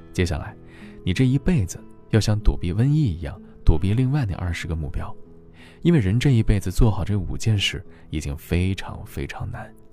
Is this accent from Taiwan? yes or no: no; China; 我们中国人